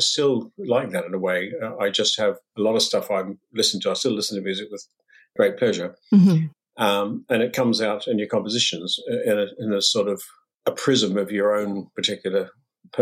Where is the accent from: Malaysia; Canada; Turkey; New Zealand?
New Zealand; moved away; I'm from New Zealand originally, and there was no music in my family at all